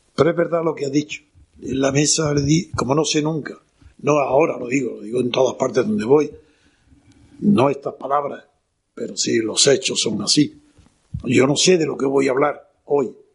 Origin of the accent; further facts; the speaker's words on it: Órgiva, Andalusia, Spain; Soy, como sabéis, granadino, de Granada, en concreto de la Alpujarra, de Órgiva.